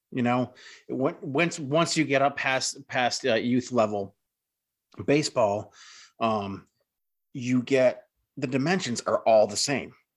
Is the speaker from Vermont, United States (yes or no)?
yes; Rutland, Vermont, United States; in my hometown, my crosstown rival for, in my high school, uh, was the Rutland Red Raiders